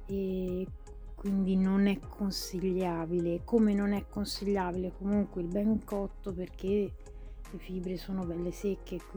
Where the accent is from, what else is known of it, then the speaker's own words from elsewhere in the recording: Tuscany, Italy; Sono toscana, quindi io ho rinunciato da tantissimo tempo all'idea della bistecca